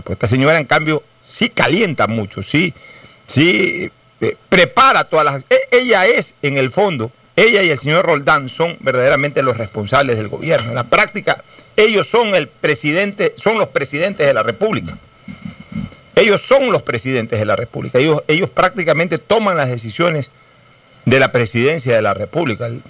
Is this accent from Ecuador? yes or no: yes; Ecuador; como ecuatoriano